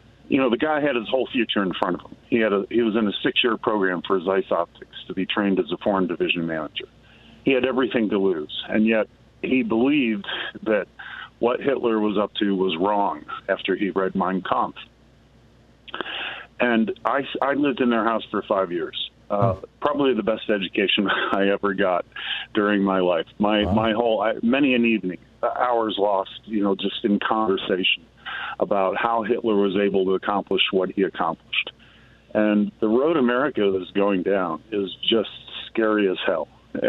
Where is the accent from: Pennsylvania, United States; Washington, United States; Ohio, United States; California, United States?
Pennsylvania, United States; State College; moved away; I'm originally from State College, Pennsylvania. It's in the geographic center of the state.